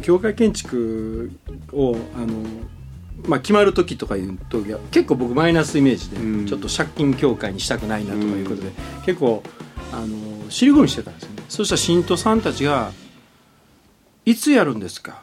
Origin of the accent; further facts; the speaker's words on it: Kansai, Japan; 関西人だから